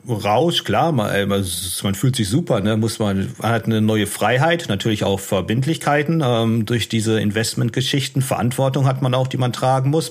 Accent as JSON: {"language": "German", "town": "Unna", "region": "North Rhine-Westphalia", "country": "Germany", "tie": "born or raised there", "also_born_or_lived": "Dortmund / Sydney / Shanghai", "moved": "as an adult", "said": "ich bin in Dortmund geboren im Jahr 82 und ähm, relativ früh ist mein Vater gestorben. Ich habe noch zwei Geschwister. Äh, Melina und Maximilian. Und ähm, ich bin in Unna dann groß geworden"}